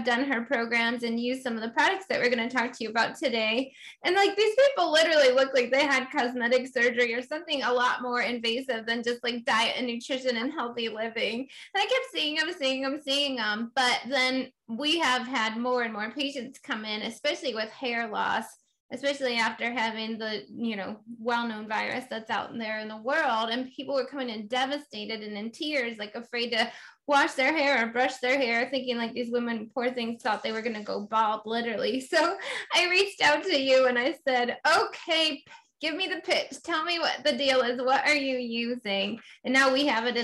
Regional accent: Finger Lakes, south of Cayuga Lake, New York, United States; practiced just south of Cayuga Lake in the Finger Lakes, where is my hometown where I grew up

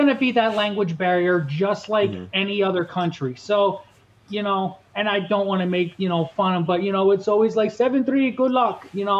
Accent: Pennsylvania, United States; now in Huntsville, United States; And it was the most that I ever heard since living here for 3 years. But growing up in Pennsylvania

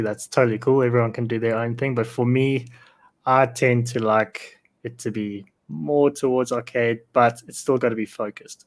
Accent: South Africa; I'm South African

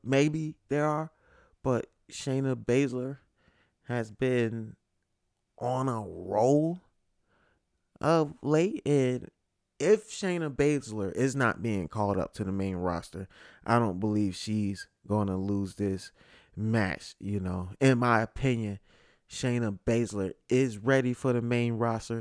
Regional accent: Connecticut, United States; live from Connecticut, my home state, uh, specifically Bridgeport

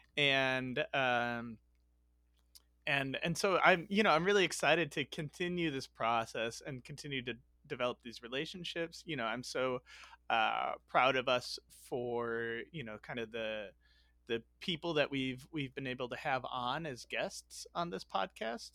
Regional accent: Chicago, Illinois, United States; I grew up in Chicago

